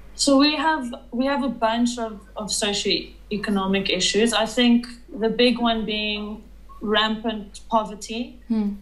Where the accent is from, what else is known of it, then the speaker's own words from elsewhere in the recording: Johannesburg, Gauteng, South Africa; I am a drone operator from Johannesburg, South Africa, and I was born in Johannesburg, South Africa